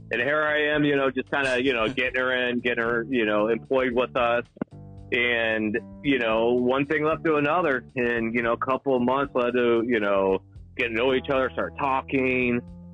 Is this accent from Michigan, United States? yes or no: no; San Francisco, California, United States; born there; also born or lived in Virginia; So I'm actually originally, I was born in San Francisco, California.